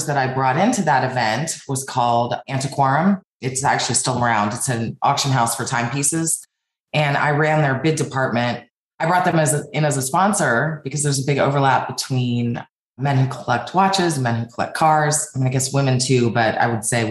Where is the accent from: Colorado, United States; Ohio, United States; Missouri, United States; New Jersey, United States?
Colorado, United States; Denver; moved away as an adult; also born or lived in California / New York City / Spain / New Zealand; So I grew up in Denver, Colorado, and I moved to New York City when I was 25 years old